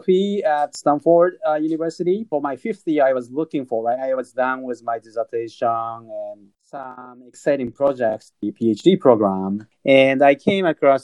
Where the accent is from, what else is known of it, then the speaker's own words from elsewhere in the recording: Tokyo, Japan; moved away; I was born and raised up in, and I'm originally from Tokyo.